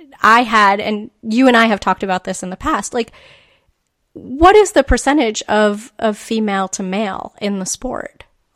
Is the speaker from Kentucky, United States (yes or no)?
no; Central Massachusetts, United States; Where I grew up in Central Mass, it was pretty much like girls played field hockey, boys played football or soccer.